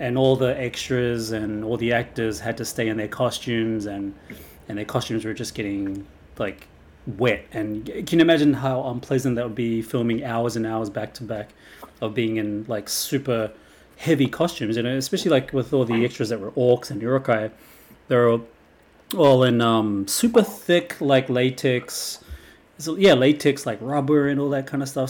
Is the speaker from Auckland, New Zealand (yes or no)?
no; Wellington, New Zealand; it's from my hometown, Lord of the Rings. It was filmed in my backyard, practically.